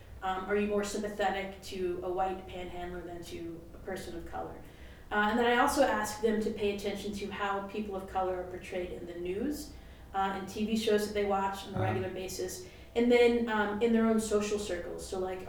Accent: the South, United States; particularly as a white person, growing up in the South

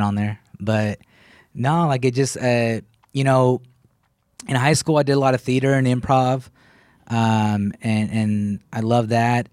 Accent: Killeen, Texas, United States; also born or lived in Sacramento / Waco / Dallas / Austin; That's where I grew up at.

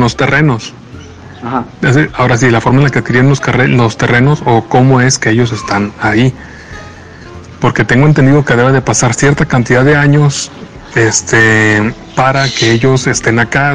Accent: Mexico; siendo de aquí

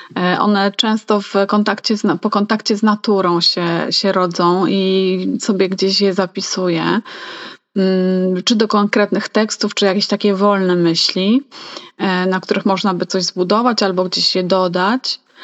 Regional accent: Masovian Voivodeship, Poland; Ja jestem z Mazowsza

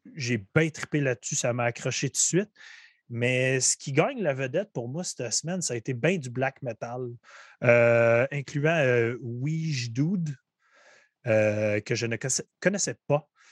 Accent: Gatineau, Quebec, Canada; chez nous à Gatineau

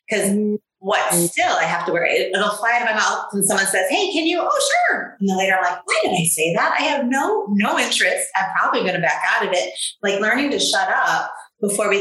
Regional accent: Chicago, Illinois, United States; I grew up in Chicago.

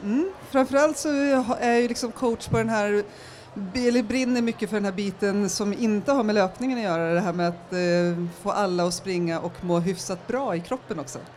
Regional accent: Järvsö, Gävleborg County, Sweden; moved away as an adult; now in Stockholm, Sweden; Jag kommer från Järvsö från början i Hälsingland

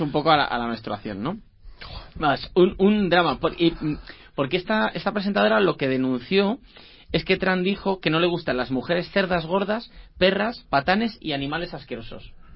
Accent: Asturias, Spain; soy asturiano

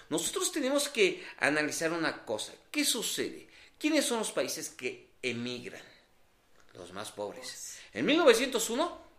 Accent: Mexico

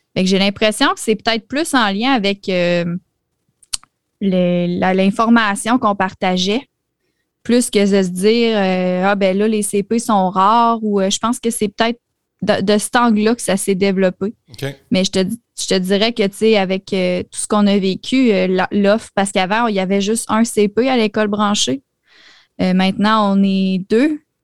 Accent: Quebec, Canada; je suis québécoise

